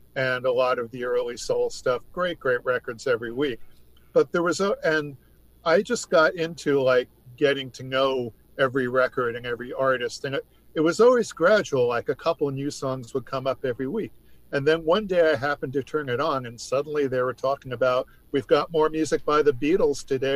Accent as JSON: {"language": "English", "region": "New York", "country": "United States", "tie": "born or raised there", "said": "I grew up in New York State"}